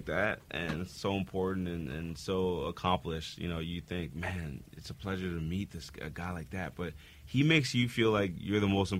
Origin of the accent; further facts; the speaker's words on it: Mississauga, Ontario, Canada; I'm from Mississauga.